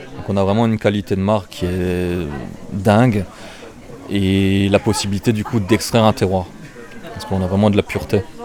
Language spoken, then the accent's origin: French; Alsace, Grand Est, France; accent: Alsatian; j'ai un petit accent alsacien